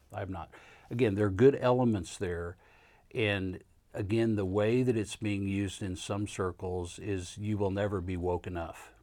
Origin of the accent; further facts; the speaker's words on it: Kansas, United States; now in Louisville, United States; I'm not a Southerner. I grew up in Kansas